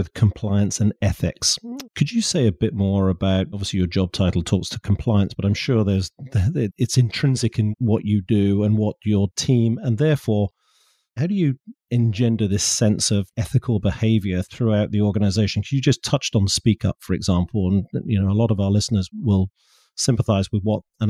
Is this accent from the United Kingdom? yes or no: yes; United Kingdom; I speak as a Brit over here